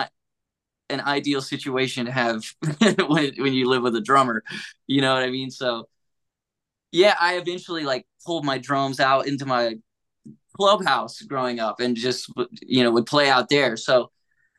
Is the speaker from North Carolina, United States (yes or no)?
yes; Hamptonville, North Carolina, United States; I grew up in a town called Hamptonville